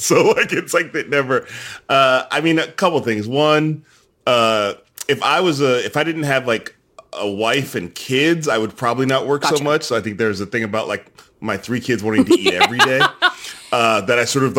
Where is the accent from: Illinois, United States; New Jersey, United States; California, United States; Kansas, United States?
Illinois, United States; Chicago; I grew up in Chicago during the Michael Jordan era.